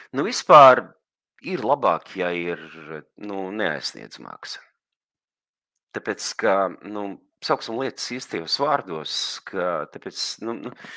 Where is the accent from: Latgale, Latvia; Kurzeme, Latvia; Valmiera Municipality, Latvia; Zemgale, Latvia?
Kurzeme, Latvia; Liepāja; mana bērnība, visu vis dzīves pirmā nu, jaunība ir pagājusi. Liepājas